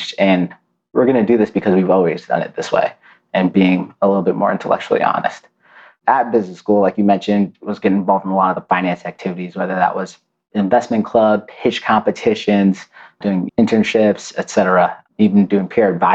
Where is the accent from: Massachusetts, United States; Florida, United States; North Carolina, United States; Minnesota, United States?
Massachusetts, United States; Lowell; But I'm from the Boston area. You know, I grew up in Lowell, Massachusetts, an old industrial town on the East Coast.